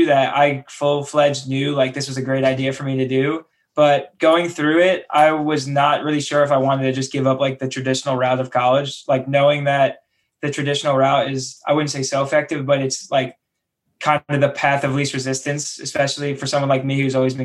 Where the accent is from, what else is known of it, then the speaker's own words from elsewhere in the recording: New York City, New York, United States; also born or lived in Emeryville / San Francisco; that's where I'm from.